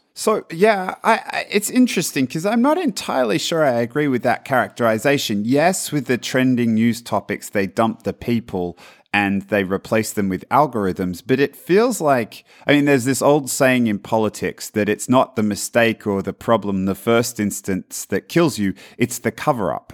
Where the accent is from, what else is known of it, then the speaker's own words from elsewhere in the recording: Australia; now in Palo Alto, United States; I'm from Australia.